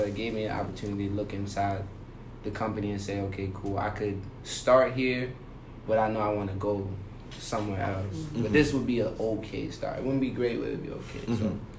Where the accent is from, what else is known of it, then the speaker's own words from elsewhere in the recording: Northern Virginia, United States; I'm from Northern Virginia.